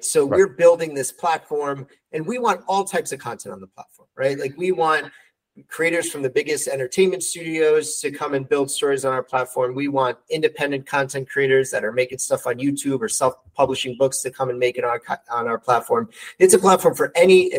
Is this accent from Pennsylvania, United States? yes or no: no; New York City, New York, United States; moved away as an adult; now in New Jersey, United States; I'm born and raised New Yorker, born and raised in Brooklyn